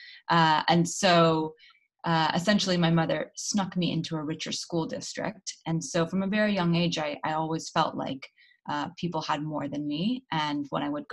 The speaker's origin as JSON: {"language": "English", "town": "Los Angeles", "region": "California", "country": "United States", "tie": "born or raised there", "also_born_or_lived": "East Africa / West Africa / New York", "moved": "as an adult", "lives_now": "London, United Kingdom", "said": "I am born and raised in Los Angeles, California, but I live in London now"}